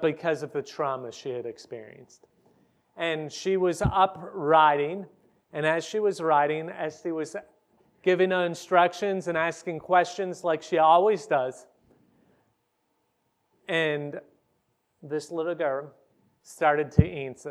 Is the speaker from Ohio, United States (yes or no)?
yes; Ohio, United States; moved away as an adult; now in Hungary; I'm a preacher's kid from Ohio